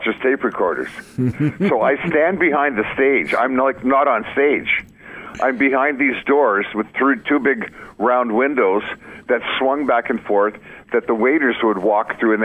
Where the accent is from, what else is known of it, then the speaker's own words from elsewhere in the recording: Winnipeg, Manitoba, Canada; I grew up in Winnipeg